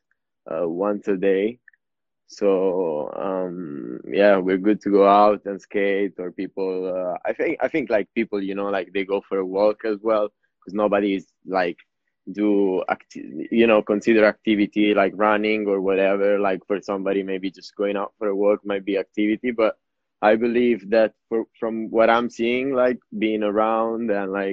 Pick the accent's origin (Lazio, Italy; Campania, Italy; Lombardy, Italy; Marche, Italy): Marche, Italy; Ancona; English is a second language; moved away as an adult; now in London, United Kingdom; From Ancona. Ancona